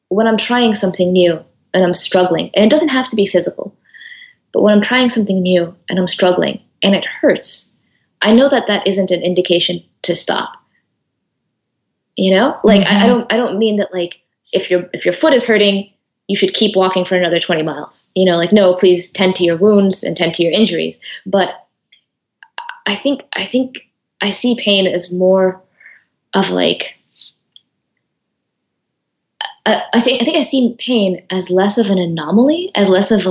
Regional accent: United States; I was born in America. I'm first generation. My parents were born in Eritrea.

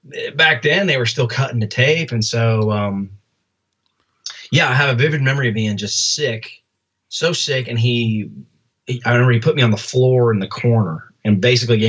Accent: Nashville, Tennessee, United States; also born or lived in Albany, New York; I was born in Albany. We moved down here we moved here when I had to be maybe 3 years old or something like that. And so, yeah, man, Nashville's always been home.

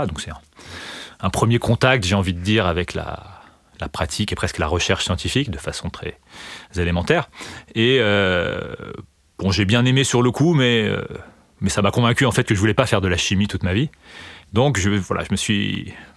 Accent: Remiremont, Grand Est, France; j'ai grandi dans les Vosges, donc dans, l'est de la France, dans une petite ville qui s'appelle Remiremont. Et donc j'ai fait toute ma scolarité jusqu'au lycée à cet endroit-là

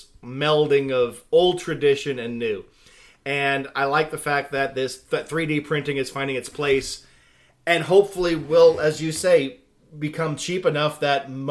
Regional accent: Idaho, United States; my home state

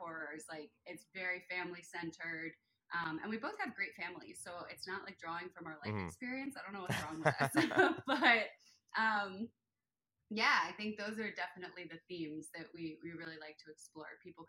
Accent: Delaware, United States; Philadelphia. Oh, okay, I'm from Delaware.

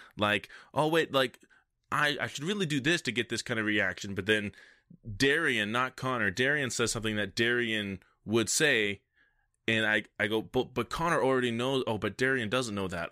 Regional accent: Canada; I'm French Canadian

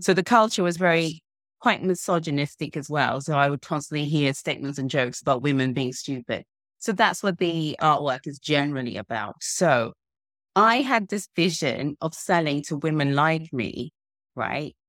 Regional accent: Zimbabwe; now in United Kingdom; I grew up in Zimbabwe, and it was post-colonial

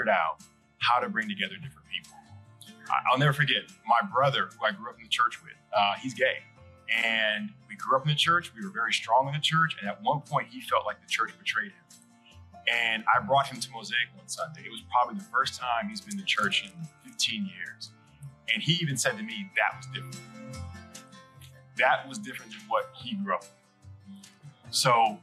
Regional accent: Massachusetts, United States; moved away as an adult; also born or lived in Washington, D.C.; we are originally from Massachusetts, and we were in D.C. for a number of years

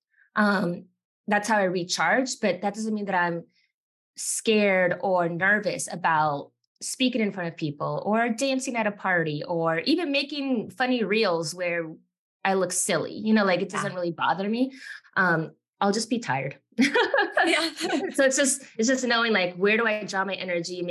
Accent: Miami, Florida, United States; now in South Carolina, United States; I grew up in Miami, which is full of Latinos from every Latin American country

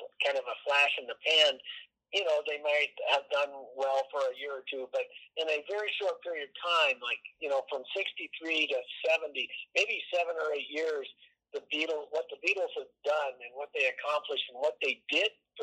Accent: Boulder, Colorado, United States; growing up in Boulder

